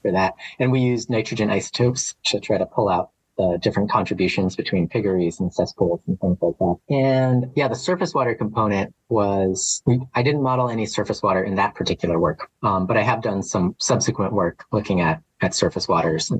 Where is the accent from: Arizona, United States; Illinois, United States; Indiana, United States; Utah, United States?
Arizona, United States; Flagstaff; moved away as an adult; also born or lived in Oahu, Hawaii; now in Maui, United States; I'm originally from Flagstaff, Arizona. So that's where I was born.